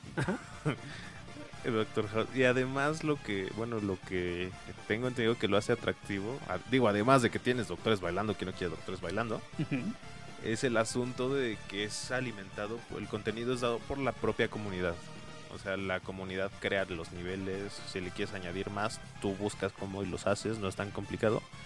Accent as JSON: {"language": "Spanish", "country": "Mexico", "said": "aquí en nuestros países ranchos mágicos, como lo es México"}